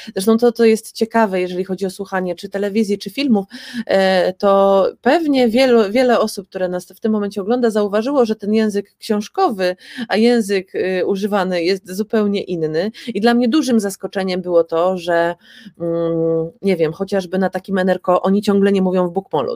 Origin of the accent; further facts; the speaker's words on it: Poland; nam Polakom